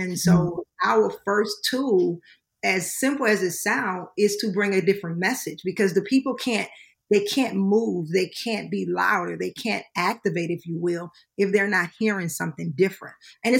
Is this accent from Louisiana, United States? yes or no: yes; Baton Rouge, Louisiana, United States; We're from Baton Rouge, Louisiana. That's what my husband and I are originally from.